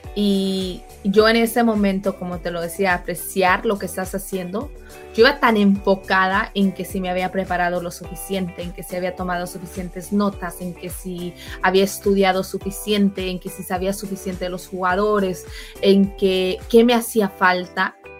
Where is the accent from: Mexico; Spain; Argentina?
Mexico; also born or lived in California, United States; yo soy mexicana